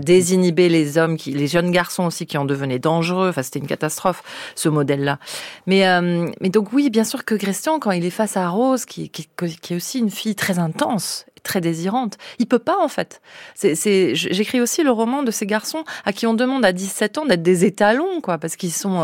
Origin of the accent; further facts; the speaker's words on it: Basque Country, Nouvelle-Aquitaine, France; moved away; chez moi au Pays Basque